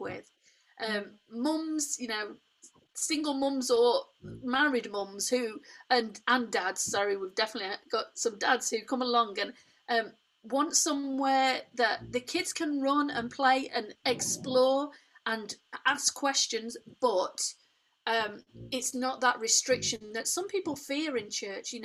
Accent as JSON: {"language": "English", "area": "Derbyshire", "region": "East Midlands", "country": "United Kingdom", "tie": "born or raised there", "said": "I was born in Derbyshire, grew up in Derbyshire"}